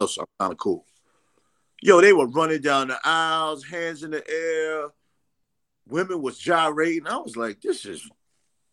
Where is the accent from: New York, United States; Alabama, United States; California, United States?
New York, United States; New York City; I'm from Queens.